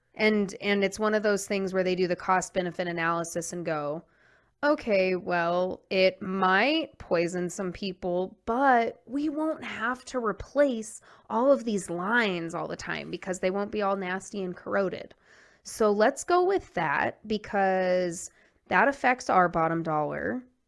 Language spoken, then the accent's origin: English; New Jersey, United States; My hometown is a Superfund